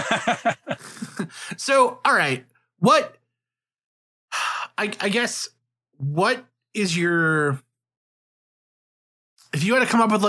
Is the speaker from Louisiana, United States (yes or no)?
no; New York, United States; I grew up in New York, and when I was in school, when I was like in middle school, 9/11 happened